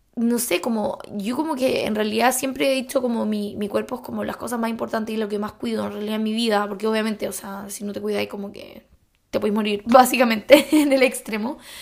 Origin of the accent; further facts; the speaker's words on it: Chile; moved away; como buena chilena